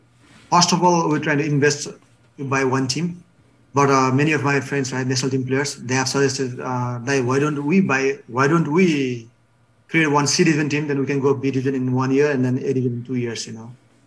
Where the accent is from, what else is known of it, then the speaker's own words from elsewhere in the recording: Bhimad, Gandaki Province, Nepal; I think our Bhimad, my hometown, right, we hosted a third Bhimad Cup national level team, right?